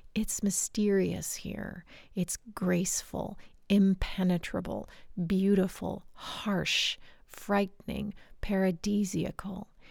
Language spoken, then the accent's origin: English; United States; moved away as an adult; also born or lived in Canada; now in France; I was born and raised in the United States and considered American by my family standards